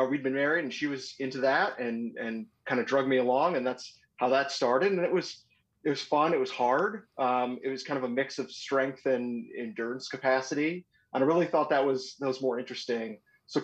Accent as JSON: {"language": "English", "area": "North Metro of the Twin Cities", "region": "Minnesota", "country": "United States", "tie": "born or raised there", "said": "I grew up North Metro of the Twin Cities on a lake."}